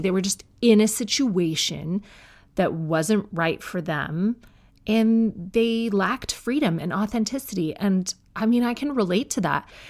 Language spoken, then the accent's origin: English; Canada; I'm Canadian.